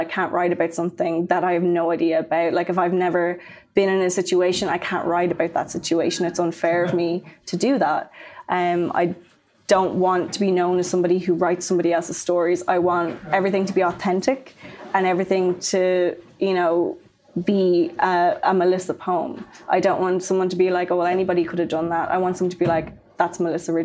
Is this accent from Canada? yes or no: no; Maynooth, County Kildare, Ireland; also born or lived in Dublin; I grew up in Maynooth in Kildare